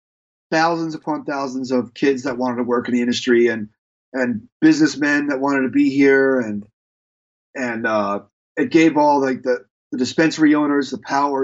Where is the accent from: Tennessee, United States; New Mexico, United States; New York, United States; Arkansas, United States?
New York, United States; moved away; being a New Yorker